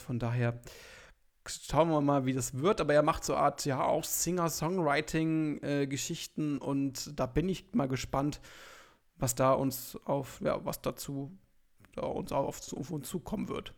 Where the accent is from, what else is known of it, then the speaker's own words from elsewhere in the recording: Hildesheim, Lower Saxony, Germany; ich komme aus Hildesheim, das ist ungefähr 30 Kilometer von Hannover weg